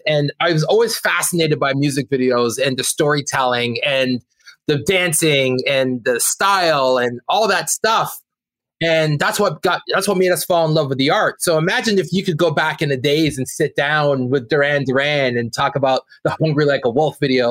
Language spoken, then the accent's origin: English; Brampton, Ontario, Canada; we're two kids from Brampton, Ontario